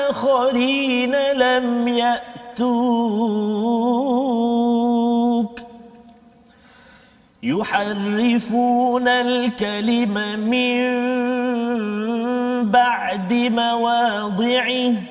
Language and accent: Malay; Terengganu, Malaysia; kampung saya kat Terengganu